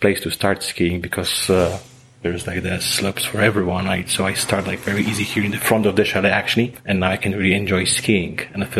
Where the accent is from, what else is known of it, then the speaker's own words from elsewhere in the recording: Poland; moved away; I come from Poland.